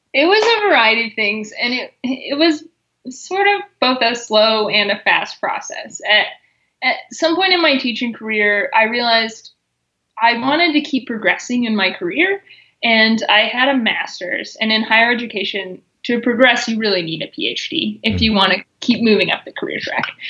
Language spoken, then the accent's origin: English; Missouri, United States; moved away as an adult; now in Colorado, United States; I grew up in Missouri, and then I've been out in Colorado for six years.